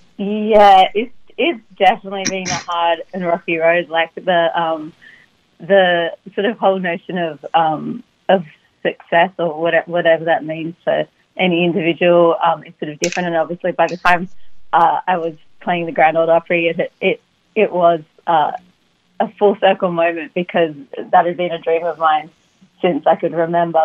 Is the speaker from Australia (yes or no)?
yes; Sydney, New South Wales, Australia; moved away as an adult; now in United States; I grew up in Sydney. So by the time when I actually did make the move at 19